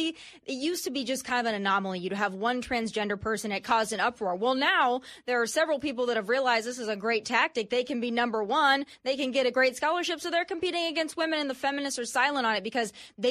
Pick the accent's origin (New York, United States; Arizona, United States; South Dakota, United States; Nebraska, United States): South Dakota, United States; also born or lived in California / Texas; now in Tennessee, United States; I'm from South Dakota